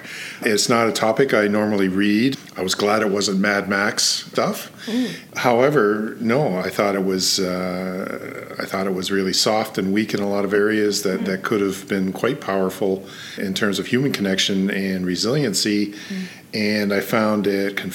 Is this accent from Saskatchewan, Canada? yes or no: no; Toronto, Ontario, Canada; now in Prince George, Canada; I grew up in Toronto